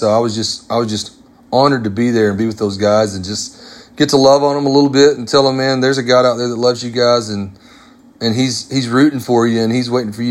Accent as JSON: {"language": "English", "region": "Arkansas", "country": "United States", "tie": "born or raised there", "said": "I grew up in Arkansas, about an hour from where … was born"}